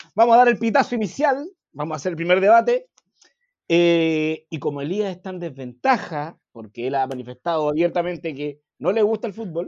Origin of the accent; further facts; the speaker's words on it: Santiago, Santiago Metropolitan Region, Chile; yo fui al colegio, mi colegio estaba al lado del Monumental